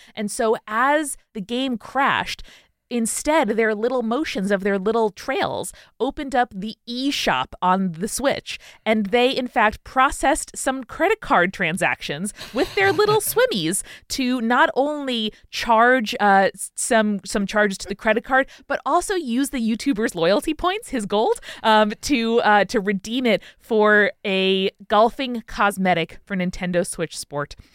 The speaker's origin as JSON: {"language": "English", "town": "Merrick", "region": "New York", "country": "United States", "tie": "born or raised there", "also_born_or_lived": "Queens, New York", "said": "my hometown of Merrick, New York"}